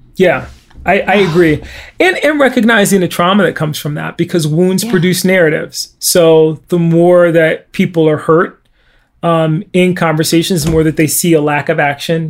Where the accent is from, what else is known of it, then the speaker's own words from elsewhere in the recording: Bridgeport, Connecticut, United States; I grew up in Bridgeport, Connecticut in the 1970s.